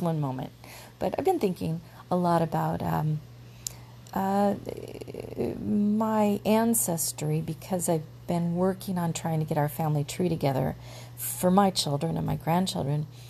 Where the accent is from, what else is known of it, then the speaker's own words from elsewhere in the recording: United States; I call myself American stew